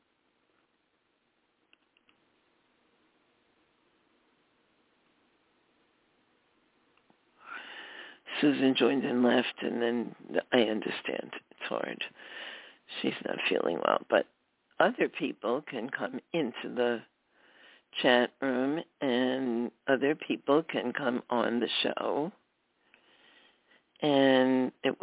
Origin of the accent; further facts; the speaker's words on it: New York City, New York, United States; that was from my memoir, Just a Girl from Brooklyn, and of course I was born in Brooklyn